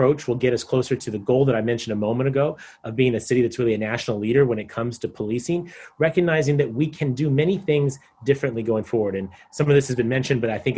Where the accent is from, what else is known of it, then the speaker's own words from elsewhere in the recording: San Diego, California, United States; I'm a third-generation San Diegan. I grew up in Claremont, graduated from Madison High School